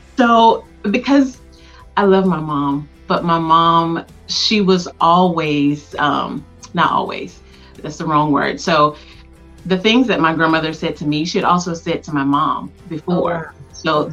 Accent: Tuskegee, Alabama, United States; born and raised in Tuskegee, Alabama

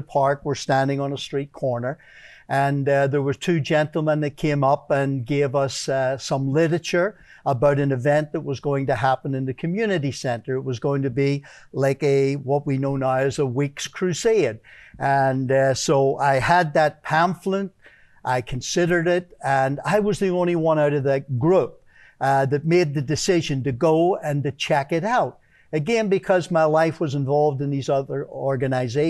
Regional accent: Belfast, Northern Ireland, United Kingdom; moved away; Originally, I'm from Belfast, Northern Ireland

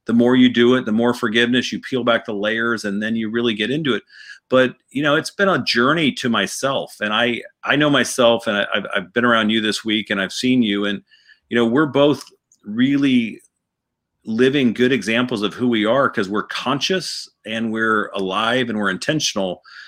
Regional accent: St. Louis, Missouri, United States; also born or lived in Boston / Atlanta / Newport Beach; I was born in Boston. My dad was from Atlanta. We went to Atlanta, and then we went to Southern California down in Newport Beach, and then I went to St. Louis, Missouri for high school.

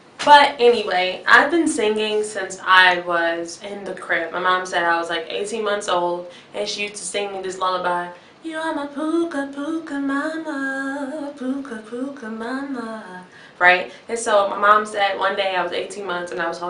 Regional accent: Chicago, Illinois, United States; I'm from Chicago, Illinois.

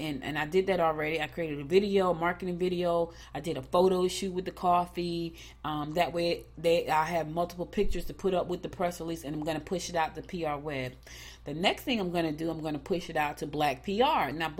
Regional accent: New Jersey, United States; now in Rocky Mount, United States; Like, we came from New Jersey, went straight to the country.

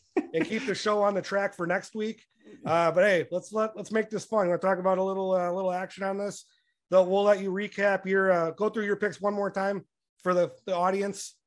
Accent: Chicago, Illinois, United States; a 30 something year old guy growing up in Chicago

